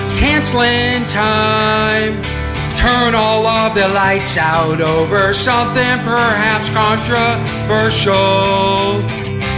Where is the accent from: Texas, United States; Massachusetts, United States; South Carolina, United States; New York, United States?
Massachusetts, United States; Boston; accent: Boston; my Boston accent